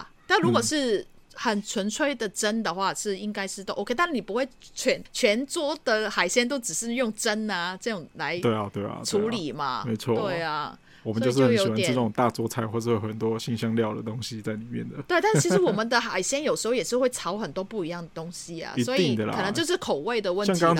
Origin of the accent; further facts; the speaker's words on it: Hong Kong; 嗯，我们就是香港人嘛，就是比较广东人也好，什么都好，比较煲汤嘛